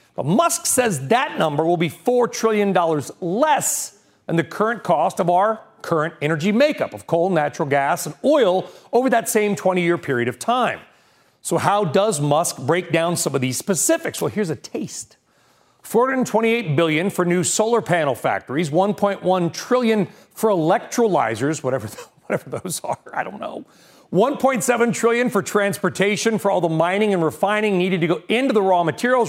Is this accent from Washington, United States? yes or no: no; California, United States; when I grew up in California